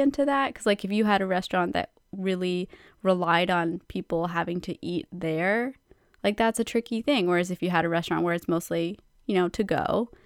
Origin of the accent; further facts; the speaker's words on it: Canada; because we are Canadian